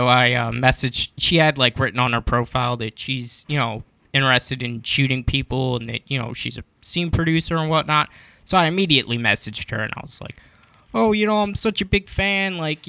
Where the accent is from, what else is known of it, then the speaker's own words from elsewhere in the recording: Pennsylvania, United States; Well, originally I'm from a small suburb outside of Philadelphia, but I've been living in Philadelphia since I was like 18.